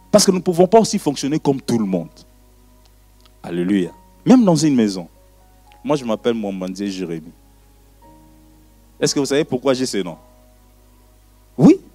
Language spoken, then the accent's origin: French; Brussels, Brussels-Capital Region, Belgium; born there; je suis né à Bruxelles, tu es né à Eterbeck, point barre. Mais bon, parlons de la Belgique.